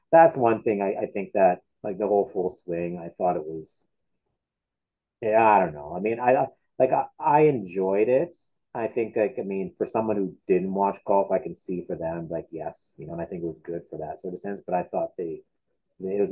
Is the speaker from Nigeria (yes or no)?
no; Canada; I'm Canadian